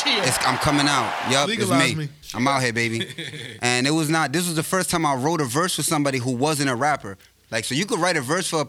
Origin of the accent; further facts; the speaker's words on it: New York City, New York, United States; as a Bronx nigga